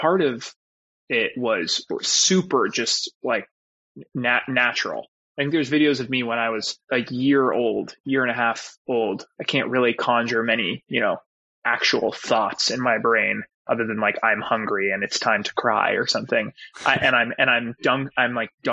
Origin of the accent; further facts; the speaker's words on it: Los Angeles, California, United States; growing up in Westside